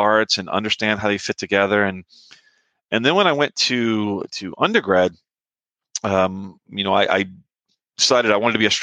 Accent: New Orleans, Louisiana, United States; moved away; I grew up in New Orleans

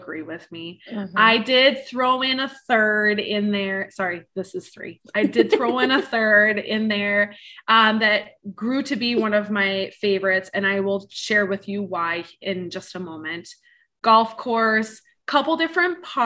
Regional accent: Wisconsin, United States; also born or lived in Woodbury, Minnesota; now in Edina, United States; Wisconsin, my home state

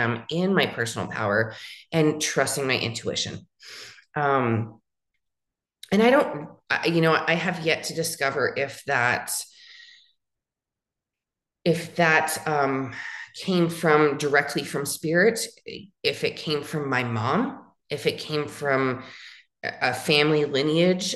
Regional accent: San Francisco Bay Area, California, United States; moved away as an adult; also born or lived in Los Angeles, California / Phoenix, Arizona; now in Tucson, United States; I am from California, from the Bay Area, born in San Francisco area, lived in different cities along in those in that Bay Area sector

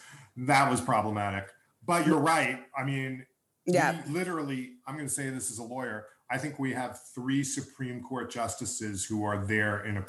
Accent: United States; also born or lived in Brooklyn; I'm an American

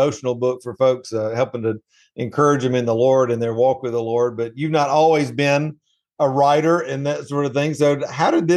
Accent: middle Georgia, United States; moved away as an adult; also born or lived in Asheville, North Carolina / Atlanta, Georgia; I grew up in Georgia most of my life and lived in Asheville, North Carolina for a lot of years

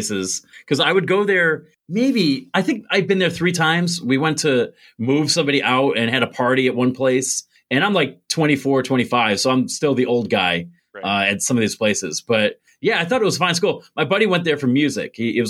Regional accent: Endicott, New York, United States; we're both from Binghamton or Endicott, New York

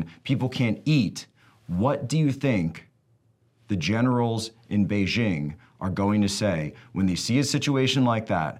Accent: Pennsylvania, United States; Pennsylvania a state that's just a little bit, my home state

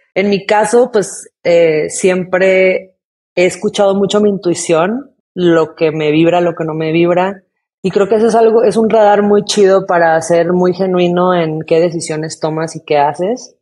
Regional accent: Tijuana, Baja California, Mexico; crecí en Tijuana y pues frontera con California

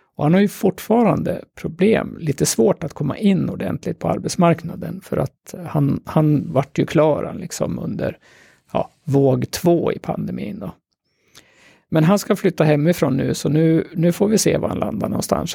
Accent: Gävle, Gävleborg County, Sweden; also born or lived in Sollefteå; jag är ju en typisk Gävlebo. Även om jag är född i Sollefteå så har jag ju bott här liksom hela mitt vuxna liv från första klass

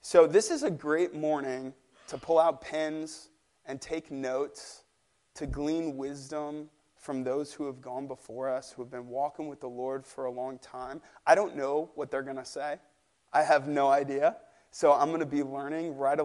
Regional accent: St. Louis, Missouri, United States; moved away; I'm from St. Louis, Missouri. That's where my family's from. So I only make it back to St. Louis once or twice a year

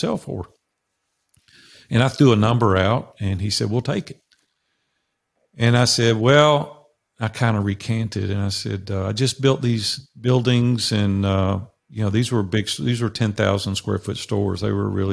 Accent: Nashville, Tennessee, United States; I grew up in Nashville, Tennessee, which I currently live

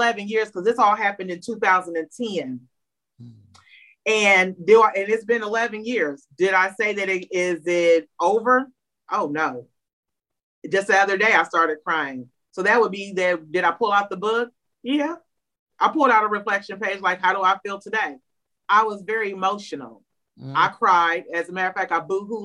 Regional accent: Springfield, Illinois, United States; I'm from Springfield, Illinois

